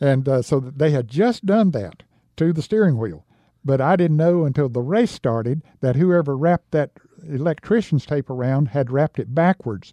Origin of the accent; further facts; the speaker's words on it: Newton, North Carolina, United States; my hometown of Newton, North Carolina